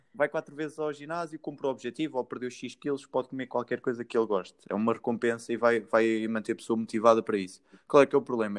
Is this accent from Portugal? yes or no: yes; Santa Comba Dão, Centro, Portugal; eu sou de Santa Coma